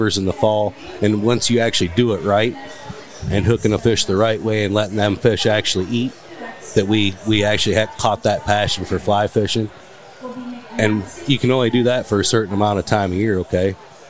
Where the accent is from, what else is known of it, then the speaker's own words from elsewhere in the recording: Michigan, United States; So we grew up. Typical fishing family in Michigan